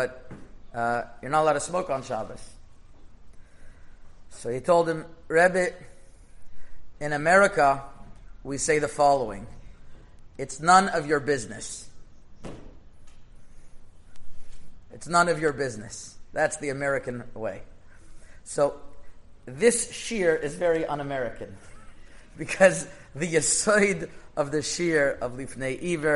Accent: Canada; I'm Canadian.

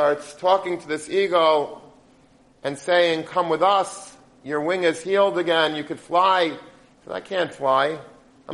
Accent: United States; I'm an American.

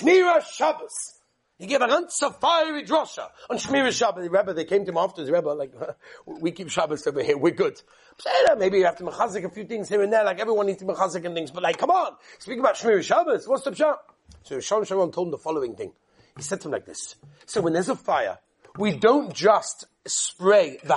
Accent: England, United Kingdom; I come from England.

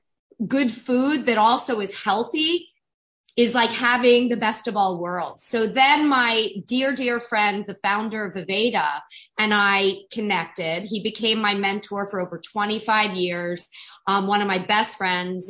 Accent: South Florida, United States; I grew up in South Florida

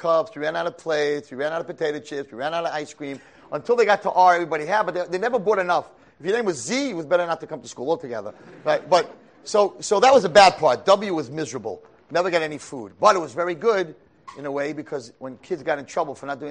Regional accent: Monsey, New York, United States; I grew up in Muncie, New York.

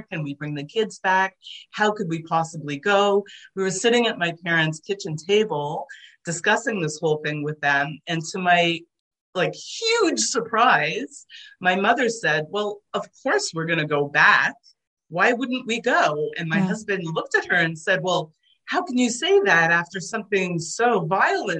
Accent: Toronto, Ontario, Canada; first language Hungarian; English is a second language; growing up in Toronto, first of all, I didn't speak English when I was little. I started kindergarten only speaking Hungarian

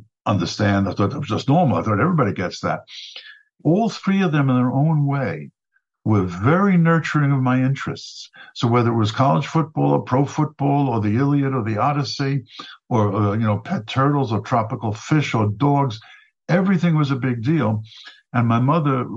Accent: New York City, New York, United States; also born or lived in Flatbush, Brooklyn; in the middle of kindergarten, we moved from Flatbush to Regal Park, Queens

